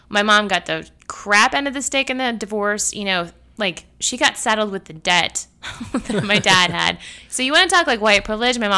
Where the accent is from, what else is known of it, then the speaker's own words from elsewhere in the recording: Canada; now in United States; I am not originally from this country. I was born and raised in Canada